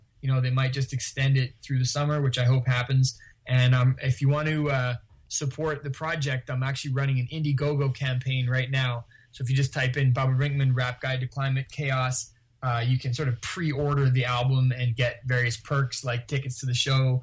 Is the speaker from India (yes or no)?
no; Vancouver, British Columbia, Canada; also born or lived in New Westminster; I grew up in New Westminster and in East Vancouver